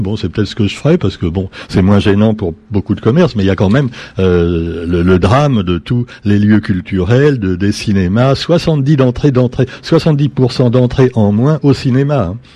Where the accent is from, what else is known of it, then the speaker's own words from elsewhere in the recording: France; parce qu'on est français